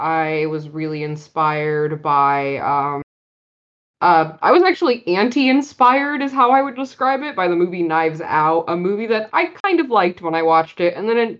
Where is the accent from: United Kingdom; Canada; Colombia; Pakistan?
Pakistan; now in Silicon Valley, United States; I am talking about the fact that I am a Pakistani who moved to Silicon Valley with my dad and my family.